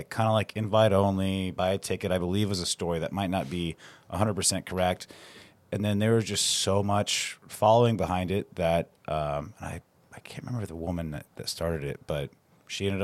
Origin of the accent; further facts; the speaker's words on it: McCook, Nebraska, United States; I grew up in McCook, Nebraska